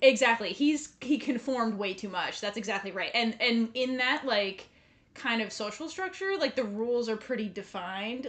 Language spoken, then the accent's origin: English; United States; we grew up in America